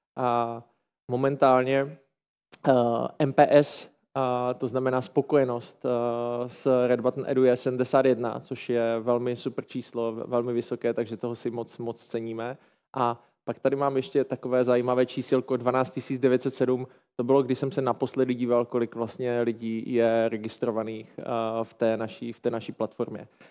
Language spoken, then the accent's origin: Czech; Ostrava, Moravian-Silesian Region, Czechia; já jsem z Ostravy